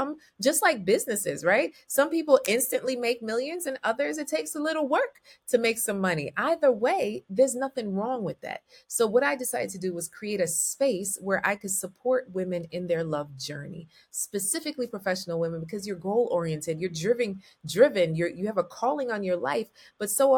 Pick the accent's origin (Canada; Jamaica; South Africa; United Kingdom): Jamaica; I'm Jamaican